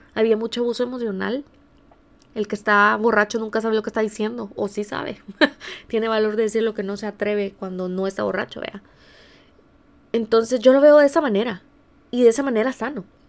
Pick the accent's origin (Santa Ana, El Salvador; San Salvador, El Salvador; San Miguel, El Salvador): San Miguel, El Salvador; now in San Diego, United States; En El Salvador, en el país de donde, de donde yo soy, aunque ahora mismo estoy en California, en San, Diego.